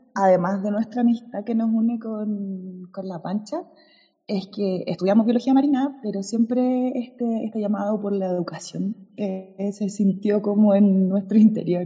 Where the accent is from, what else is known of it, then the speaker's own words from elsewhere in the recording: Las Cruces, Valparaíso, Chile; also born or lived in Concepción; nací en Concepción, me fui a las cruces de muy pequeña junto a mi familia